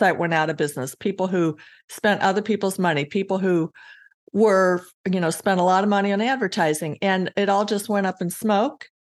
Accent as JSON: {"language": "English", "region": "Colorado", "country": "United States", "tie": "born or raised there", "also_born_or_lived": "Iowa", "moved": "yes", "said": "I grew up in Colorado"}